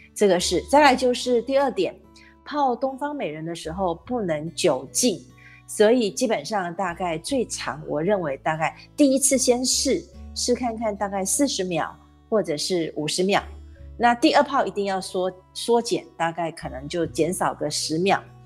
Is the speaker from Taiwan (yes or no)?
yes; Taiwan; 咱们台湾人